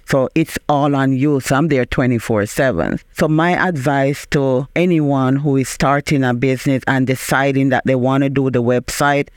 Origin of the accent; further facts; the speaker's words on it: Jamaica; moved away as an adult; now in Springfield, United States; I am originally from Jamaica.